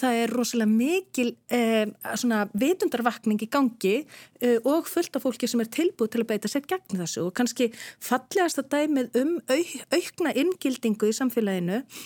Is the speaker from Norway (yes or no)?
no; Netherlands; now in Iceland; í heimalandi mínu Hollandi